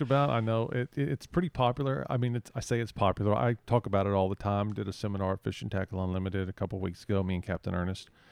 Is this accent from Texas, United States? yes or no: yes; San Antonio, Texas, United States; now in Port Mansfield, United States; I grew up in San Antonio